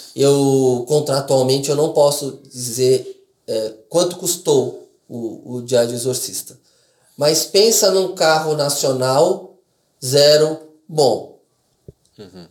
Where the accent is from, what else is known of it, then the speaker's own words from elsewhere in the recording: Brazil; eu sou descendente de, de, de estrangeiro, aí eu nasci no Brasil